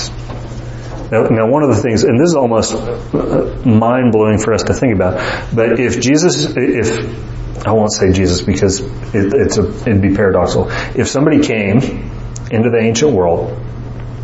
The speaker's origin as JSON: {"language": "English", "town": "Morehead City", "region": "North Carolina", "country": "United States", "tie": "born or raised there", "said": "I was born in 1984 in Moorhead City, North Carolina"}